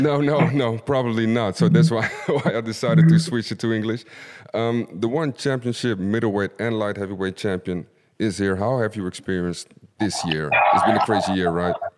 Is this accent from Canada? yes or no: no; Suriname; I'm from Suriname.